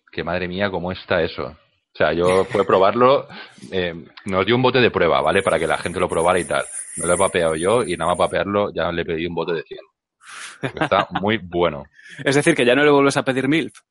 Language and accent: Spanish; England, United Kingdom; Spanish is a second language; Hola, sí, soy … soy inglés y tengo humor.